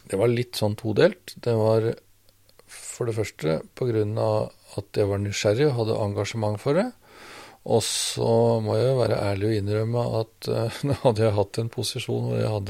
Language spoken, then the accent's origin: Norwegian; Rørvik, Trøndelag, Norway; Der må jeg gå tilbake til oppveksten